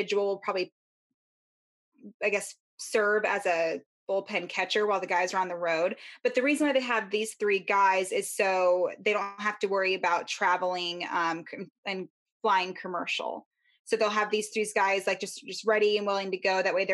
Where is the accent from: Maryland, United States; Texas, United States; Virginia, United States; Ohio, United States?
Maryland, United States; Baltimore; I was born in Baltimore, so it was a lot of Colts and Ravens stuff growing up